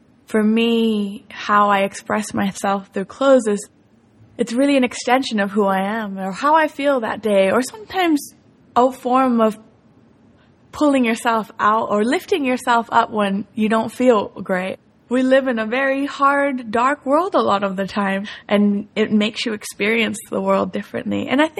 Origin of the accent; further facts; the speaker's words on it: Spain; also born or lived in Tokyo, Japan; I lived in Tokyo till I was 11 years old. And after that, I grew up in Spain, so I had two completely different childhood experiences.